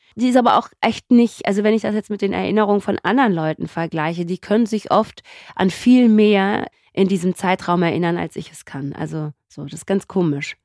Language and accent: German; Göppingen, Baden-Württemberg, Germany; also born or lived in Mendefera, Eritrea / Karlsruhe / Ludwigsburg; ich habe im Schwarmland ungefähr, lass mich kurz rechnen, das dürften so 15, 16 Jahre gewesen sein, gelebt. Wir sind ja erst 1982 nach Deutschland gekommen